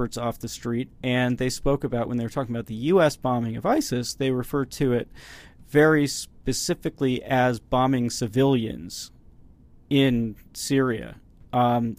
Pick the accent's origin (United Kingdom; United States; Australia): United States; speaking as an American